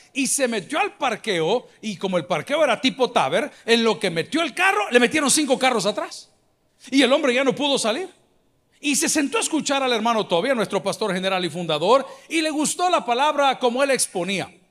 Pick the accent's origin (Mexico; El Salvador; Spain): El Salvador; decimos en El Salvador